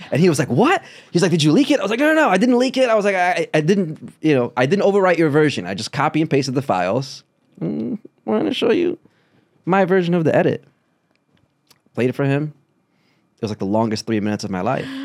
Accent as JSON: {"language": "English", "country": "Brazil", "moved": "yes", "said": "And I I'm very grateful for the American experience, my experience as a Brazilian. My dad is Cuban. We moved from Brazil to Cleveland, then to Kentucky, then to Chicago."}